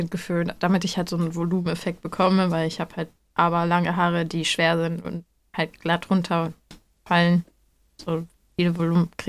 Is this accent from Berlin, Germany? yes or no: no; Hamburg, Germany; also born or lived in North Rhine-Westphalia; also Leute, ich komme aus Hamburg.